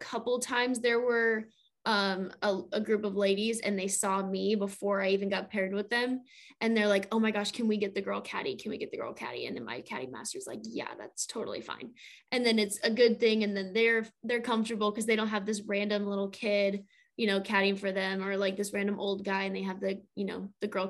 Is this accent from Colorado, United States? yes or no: yes; Colorado, United States; moved away as an adult; also born or lived in California / East Tennessee; now in Florida, United States; I'm from Colorado